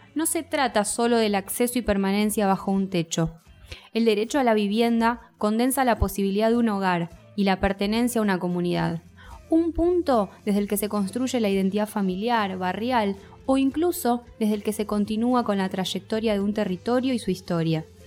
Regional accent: Argentina; como argentinos, como argentinas, sabemos que no vivimos en un país donde la inflación vaya

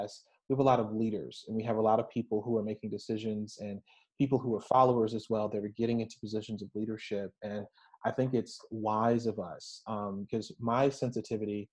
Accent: Central Falls, Rhode Island, United States; moved away; my old hometown

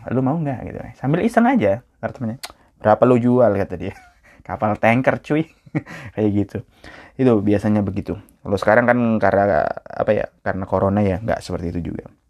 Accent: Java, Indonesia; orang Indonesia orang Jawa kayak saya kan orang Jawa

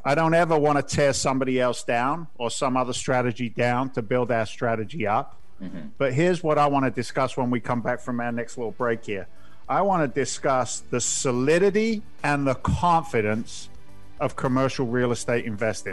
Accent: England, United Kingdom; moved away; I grew up in England's version of the housing projects

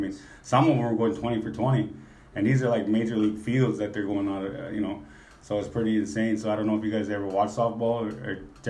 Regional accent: Minneapolis, Minnesota, United States; also born or lived in Maple Grove, Minnesota; now in Bismarck, United States; I grew up in Minneapolis, Minnesota area.

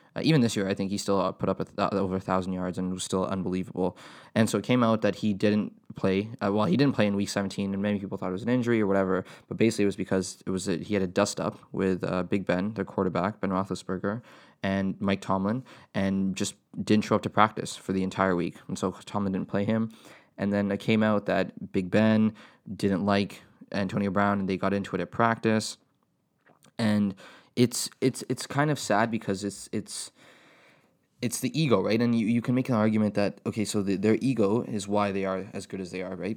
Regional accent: Canada; as a Canadian tennis fan

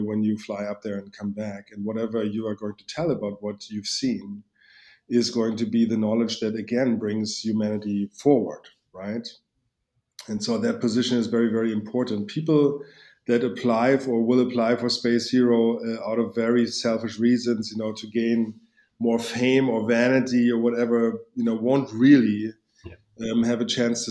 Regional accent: Berlin, Germany; I grew up in East Berlin

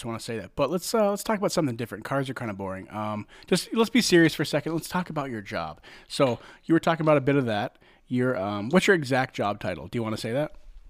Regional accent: Rochester, Michigan, United States; growing up in Rochester, in Michigan, there's a lot of Albanians in my high school.

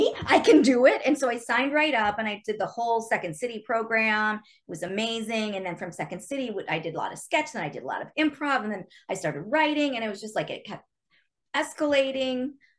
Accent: Chicago, Illinois, United States; I grew up watching Second City because, you know, I'm from Chicago. So I used to see those shows in high school because I lived there.

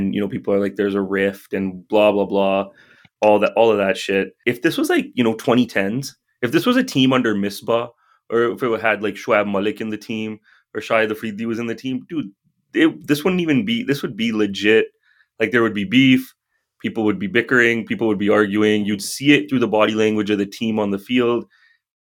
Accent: Canada

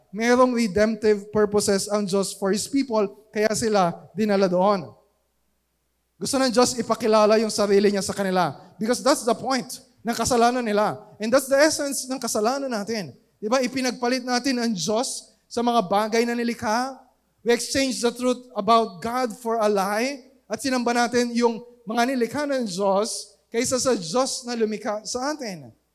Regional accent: Philippines; we are Filipino citizens

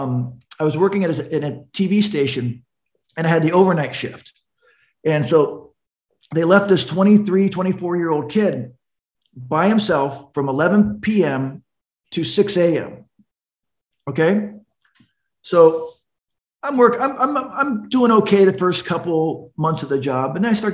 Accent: California, United States; from California

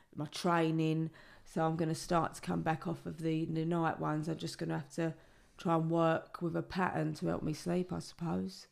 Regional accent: London, United Kingdom; I was brought up in the East End in the seventies and the eighties

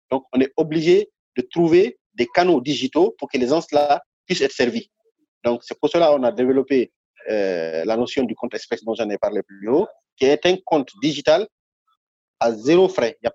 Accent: Guinea; oui, je suis guinéen. Je suis, euh, mhm. suis guinéen.

